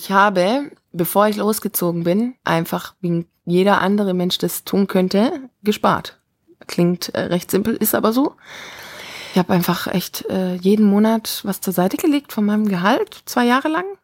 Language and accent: German; Stuttgart, Baden-Württemberg, Germany; Genau, das ist so mein erstes Mal Frankreich, verrückterweise, als Deutsche aus Stuttgart.